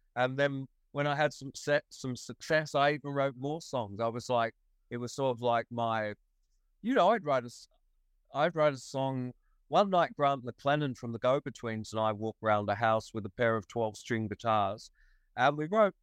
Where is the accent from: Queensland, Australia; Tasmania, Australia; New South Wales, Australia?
New South Wales, Australia; Wollongong; also born or lived in England; to be an English kid was definitely a slight, a tiny, slight disadvantage in this ridiculous microcosm of a high school in Wollongong, eh, of a infant school in Wollongong in 1959